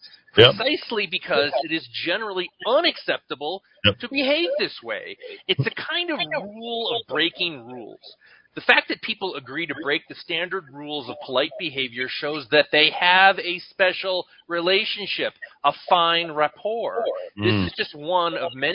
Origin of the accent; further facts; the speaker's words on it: Northeast, United States; moved away; I come from the Northeast. We're very sarcastic